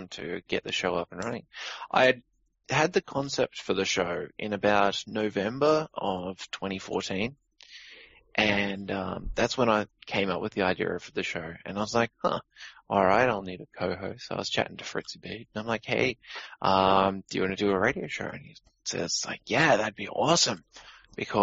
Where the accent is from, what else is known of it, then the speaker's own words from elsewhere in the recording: Australia; I'm Australian